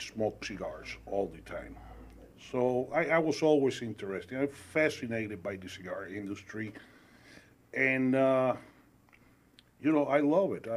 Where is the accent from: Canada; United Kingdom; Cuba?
Cuba; also born or lived in Spain / Venezuela / Elmhurst, United States; now in United States; I was born and raised in Cuba. We left Cuba in 1970. Went to Spain.